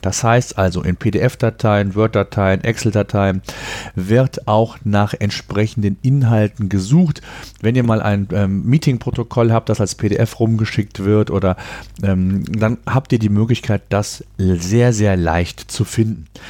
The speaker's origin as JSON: {"language": "German", "country": "Germany", "said": "bei uns in Deutschland"}